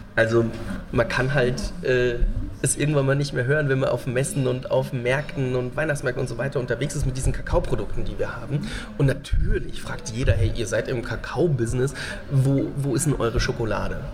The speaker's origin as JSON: {"language": "German", "town": "Nüdlingen", "region": "Bavaria", "country": "Germany", "tie": "born or raised there", "said": "eine Behindertenwerkstatt in meinem Heimatdorf in Nüdlingen"}